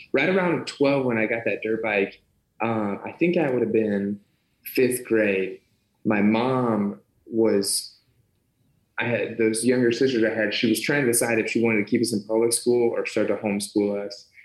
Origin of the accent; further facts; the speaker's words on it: Ohio, United States; born and raised in Ohio